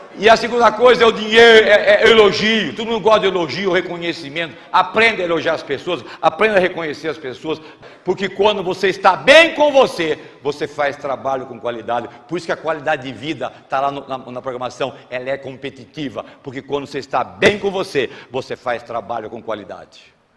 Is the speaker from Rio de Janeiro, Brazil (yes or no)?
no; São Paulo, Brazil; accent: paulista (interior de São Paulo); moved away as an adult; also born or lived in Santa Catarina; now in Florianópolis, Brazil; Eu sou paulista, moro no interior de São Paulo, vocês percebem pelo sotaque, mas optei por morar em Santa Catarina.